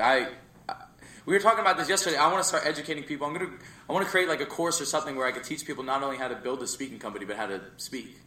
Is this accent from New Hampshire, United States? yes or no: no; Jersey Shore, New Jersey, United States; we moved to Jersey Shore